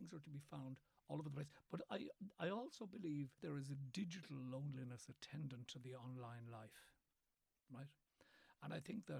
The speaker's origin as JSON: {"language": "English", "town": "Cork", "region": "Munster", "country": "Ireland", "tie": "born or raised there", "also_born_or_lived": "West Kerry", "said": "I was born in Cork City"}